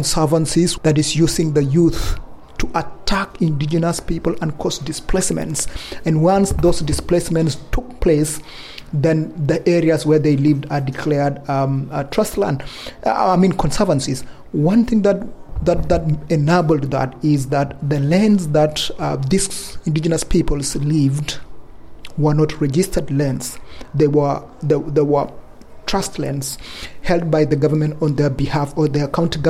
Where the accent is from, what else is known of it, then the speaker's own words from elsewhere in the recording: Kenya; I come from Kenya, and I come from Endorois people.